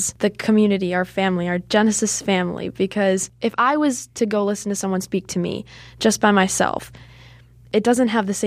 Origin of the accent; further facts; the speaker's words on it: Chicago, Illinois, United States; I've been in Chicago my entire life